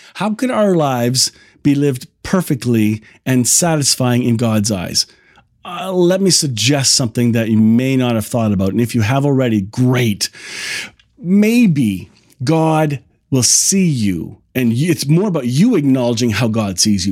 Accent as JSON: {"language": "English", "town": "Kitchener", "region": "Ontario", "country": "Canada", "tie": "born or raised there", "said": "I grew up here in the Kitchener-Waterloo area"}